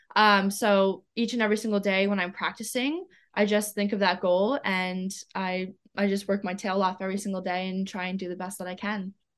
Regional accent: Zachary, Louisiana, United States; also born or lived in Saskatchewan, Canada / Nevada; now in Sarasota, United States; I grew up swimming in Louisiana. Uh, I club swam there, I did summer league, I went to school there, I lived in a small town ca-, called Zachary, Louisiana

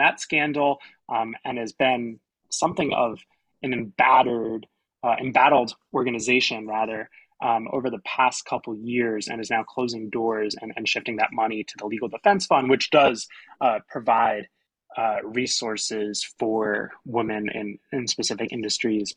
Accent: South Mountain Reservation area, New Jersey, United States; that's my hometown south mountain reservations with in walking distance from where i grew up

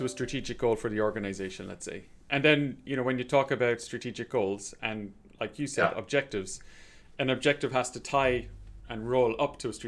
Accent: Ireland; I'm from Ireland

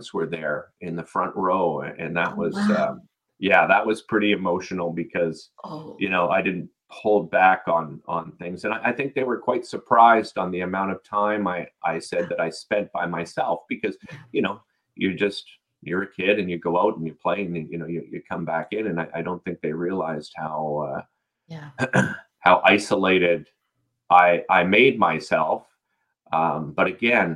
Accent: Ottawa, Ontario, Canada; We grew up in Nepean in Arlington Woods on Riverbrook Road

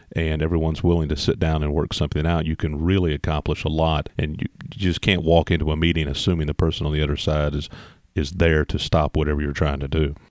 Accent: Indiana, United States; I grew up in Indiana

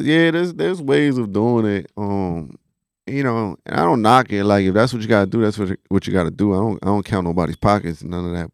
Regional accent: New York City, New York, United States; I'm originally from the Bronx, um, you know, and all my family's out there just growing up as a Puerto Rican kid in the Bronx

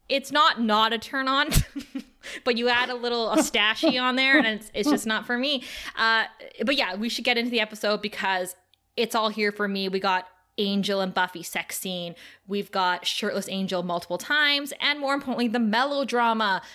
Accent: Canada; we're Canadian

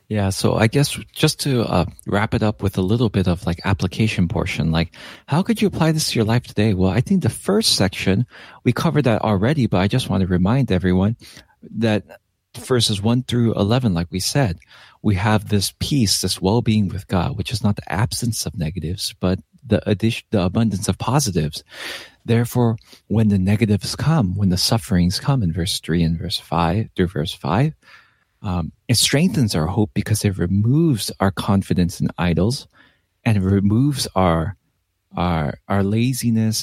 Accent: Los Angeles, California, United States; I am Korean American, uh, but I was born and raised in Los Angeles

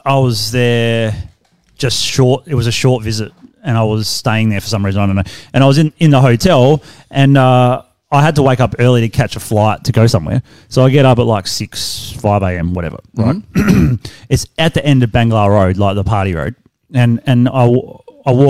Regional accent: Australia; as an Australian

